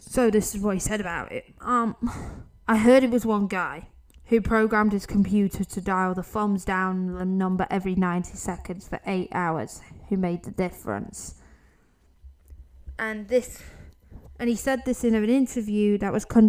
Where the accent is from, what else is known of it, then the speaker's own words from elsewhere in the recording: United Kingdom; I'm not American, I'm a Brit.